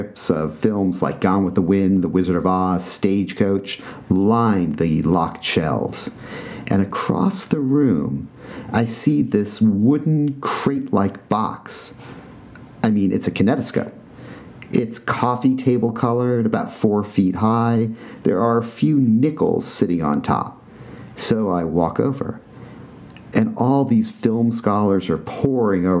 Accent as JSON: {"language": "English", "town": "New York City", "region": "New York", "country": "United States", "tie": "born or raised there", "said": "when I was a kid growing up on the Upper West Side of Manhattan"}